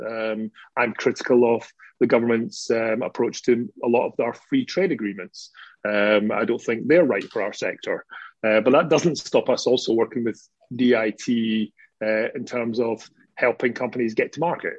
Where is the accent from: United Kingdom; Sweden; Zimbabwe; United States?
United Kingdom; Scotland; being a Scottish working class lad